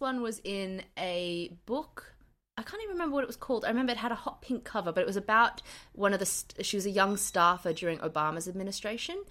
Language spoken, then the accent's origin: English; Queensland, Australia; being an adolescent in Queensland